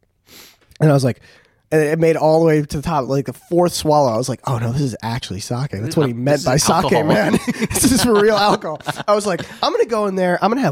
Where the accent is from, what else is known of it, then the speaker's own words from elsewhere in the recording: United States; See, you cannot tell from my face, but I'm actually from America.